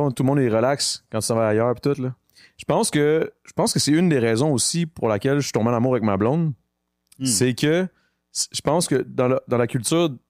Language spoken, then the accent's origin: French; Greenfield Park, Quebec, Canada; Ouais, ouais, ouais. Je viens de JPK.